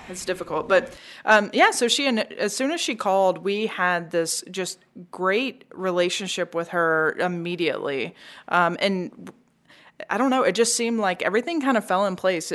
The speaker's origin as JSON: {"language": "English", "town": "Memphis", "region": "Tennessee", "country": "United States", "tie": "born or raised there", "said": "We were both born and raised in Memphis"}